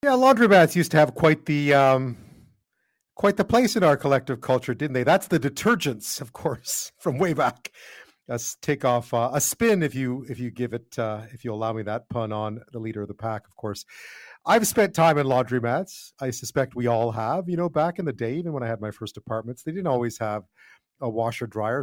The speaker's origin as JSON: {"language": "English", "town": "Montreal", "region": "Quebec", "country": "Canada", "tie": "born or raised there", "said": "growing up in Montreal, not many houses had washers and dryers"}